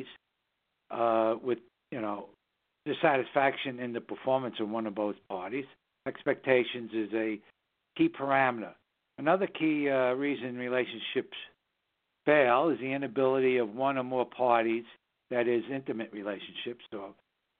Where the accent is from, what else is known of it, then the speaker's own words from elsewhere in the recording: New York City, New York, United States; now in Southern Hudson Valley, United States; we broadcast from the Southern Hudson Valley region of New York State, which is the northern suburbs of New York City, my hometown.